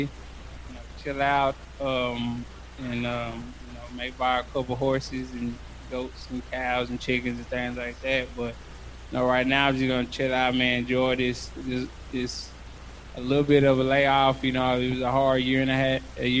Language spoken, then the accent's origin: English; Arlington, Texas, United States; doing it in my hometown in front of all my fans